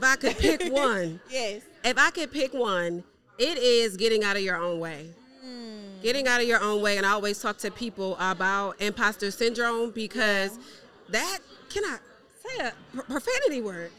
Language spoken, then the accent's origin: English; Baltimore, Maryland, United States; So I am from Baltimore, Maryland.